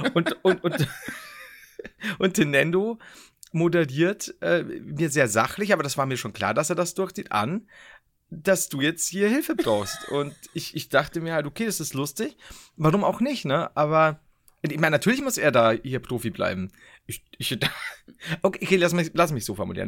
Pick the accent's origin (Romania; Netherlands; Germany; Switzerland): Germany; Bavaria; bei uns in Bayern